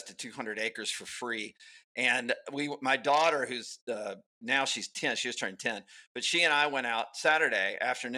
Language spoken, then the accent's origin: English; Alabama, United States; I grew up in Alabama